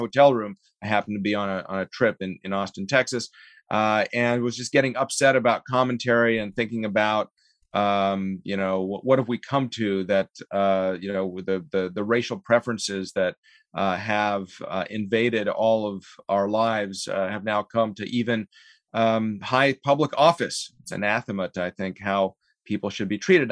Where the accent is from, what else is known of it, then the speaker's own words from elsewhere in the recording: Canada; also born or lived in Soviet Union; now in United States; We came to Canada